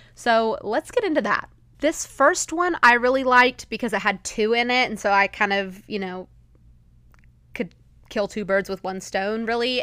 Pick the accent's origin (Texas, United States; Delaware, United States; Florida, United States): Texas, United States; as a Texan